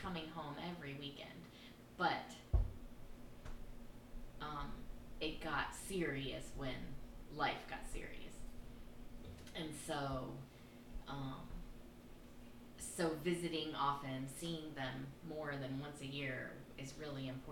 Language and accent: English; Crystal River, Florida, United States; moved away as an adult; now in Kentucky, United States; my hometown fast enough. It was Crystal River, Florida